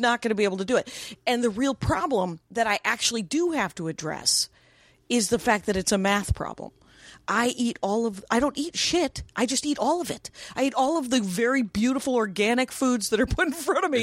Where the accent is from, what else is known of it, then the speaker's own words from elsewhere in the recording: Wisconsin, United States; moved away as an adult; also born or lived in Minneapolis, Minnesota; now in Los Angeles, United States; I'm from Wisconsin.